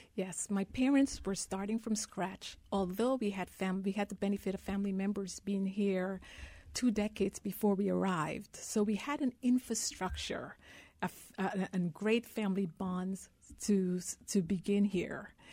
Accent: Guyana; now in United States; I was born in Guyana, South America. I grew up in a country of the size of Rhode Island, less than a million people.

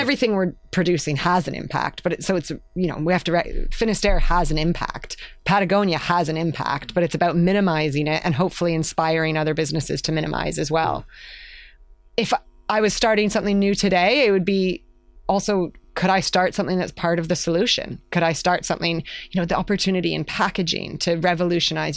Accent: Canada; moved away as an adult; also born or lived in London; now in United Kingdom; I, I'm Canadian

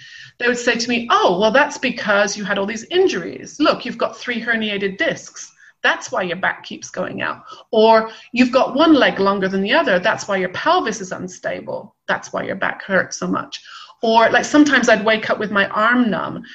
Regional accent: West Country, South West England, United Kingdom; I grew up in the West Country

